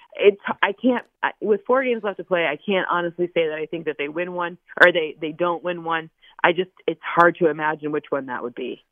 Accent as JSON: {"language": "English", "region": "Michigan", "country": "United States", "said": "I'm from Michigan"}